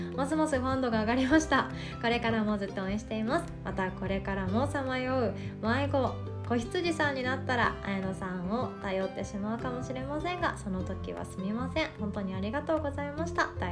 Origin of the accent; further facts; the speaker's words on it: Shikoku countryside, Japan; 私が生まれ育ったあの近く、えーと、田舎の方ですね四国の田舎の方で